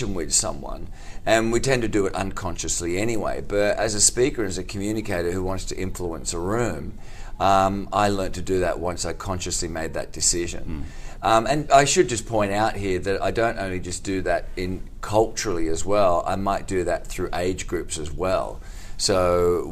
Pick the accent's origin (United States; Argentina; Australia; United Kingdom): Australia; Sydney, New South Wales; accent: Australian; my normal Australian accent